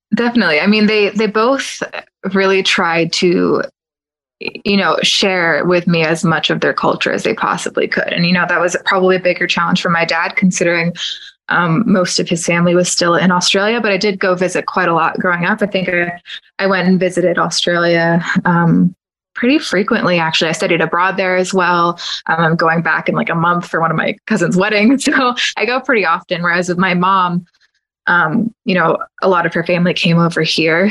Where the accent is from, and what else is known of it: Kissimmee, Florida, United States; born or raised there; now in Windermere, United States